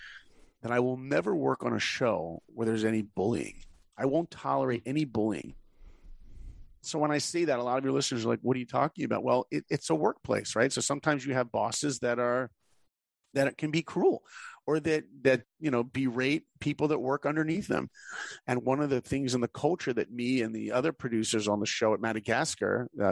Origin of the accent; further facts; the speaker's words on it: New York, United States; I grew up in New York, so I didn't know any filmmakers